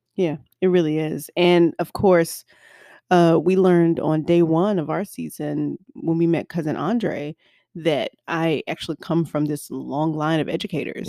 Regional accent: the South, United States; I'm from the South

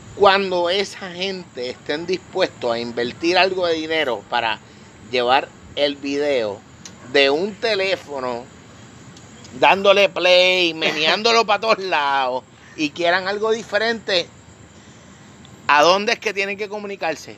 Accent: Puerto Rico; yo soy boricua

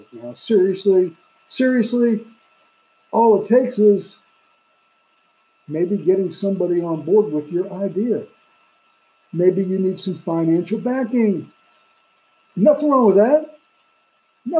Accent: New York City, New York, United States; Brooklyn, New York, my hometown

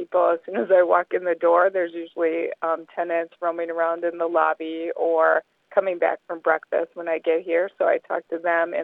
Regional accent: Wisconsin, United States; moved away as an adult; also born or lived in Florida; We moved back to Wisconsin from Florida

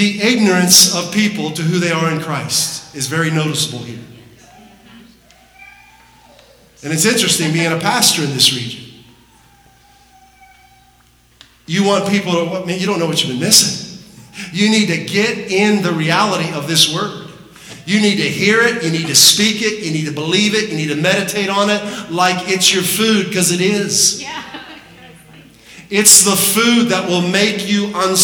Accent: Pittsburgh, Pennsylvania, United States; moved away; I'm originally from the Pittsburgh area

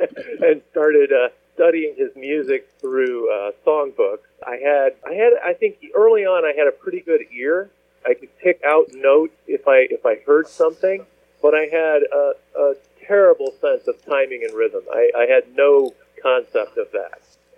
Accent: Midwest, United States; I grew up primarily in the Midwest, and I ended up studying art eventually, although that's not how I started out.

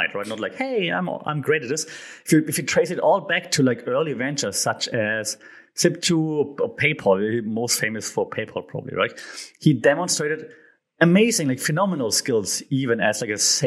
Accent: Germany; I'm from Germany

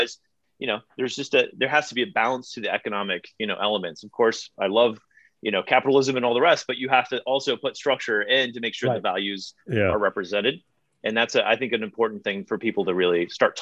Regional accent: St. Louis, Missouri, United States; also born or lived in Northern Virginia; now in Lake Bluff, United States; I grew up in St. Louis, born in Northern Virginia

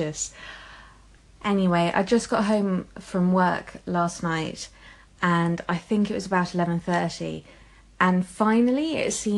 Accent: England, United Kingdom; I'm English

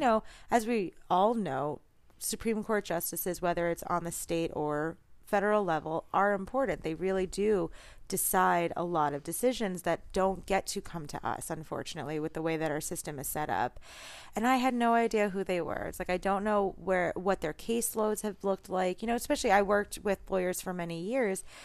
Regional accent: New York City, New York, United States; I'm a Jew from New York as well

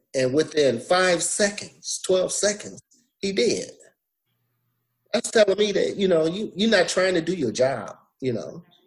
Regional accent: Flint, Michigan, United States; also born or lived in Alabama; I was raised in Michigan, in Flint, Michigan

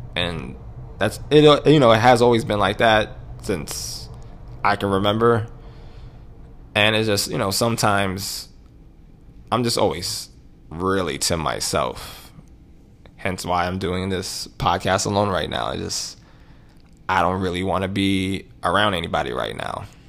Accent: New York City, New York, United States; moved away; I grew up in Harlem.

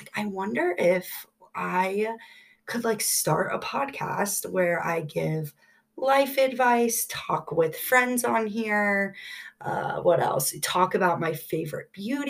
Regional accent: Columbus, Ohio, United States; I've been born and raised in Columbus, Ohio

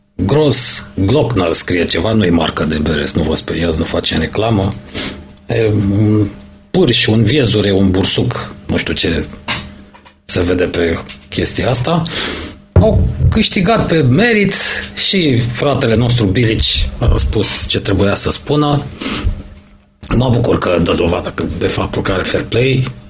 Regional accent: Romania; suntem români

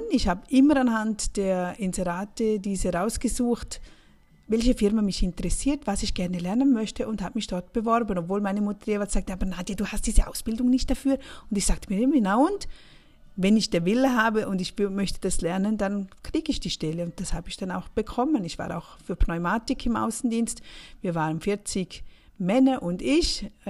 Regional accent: St. Gallen, Switzerland; Aufgewachsen bin ich im Rheintal, St. Galler Rheintal, das ist an der Grenze zu Österreich.

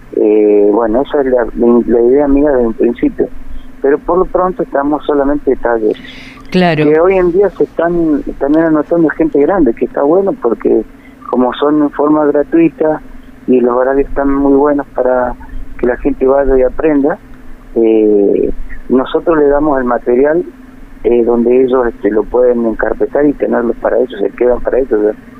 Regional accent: San Fernando del Valle de Catamarca, Catamarca, Argentina; moved away as an adult; also born or lived in Tinogasta / Europe; now in Río Gallegos, Argentina; Soy de Catamarca, capital, y estuve viviendo en Quinogasta

